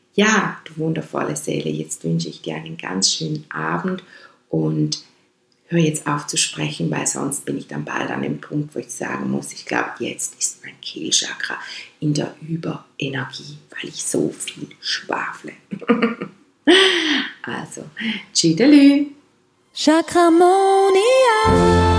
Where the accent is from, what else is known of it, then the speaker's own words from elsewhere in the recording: Switzerland; accent: Swiss German; first language Swiss German; German is a second language; Meine Muttersprache ist meines Erachtens Schweizerdeutsch. Obwohl ja bei uns Schweizern, die Schweizerdeutsch als Muttersprache haben